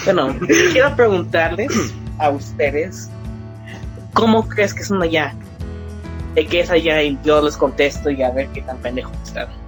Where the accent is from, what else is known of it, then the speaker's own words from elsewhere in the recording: Mexico; sí soy mexicano, pero también soy americano. Soy uno de los nuevos que sacaron el nacionalidad doble o dual.